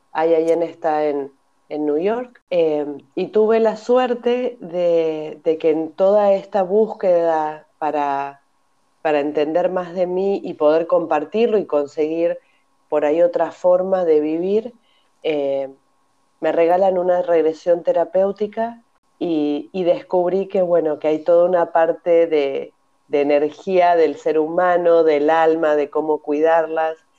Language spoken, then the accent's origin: Spanish; Argentina; moved away as an adult; also born or lived in Mérida, Mexico; now in Barcelona, Spain; soy argentina. En el 2002 me vine a vivir a Barcelona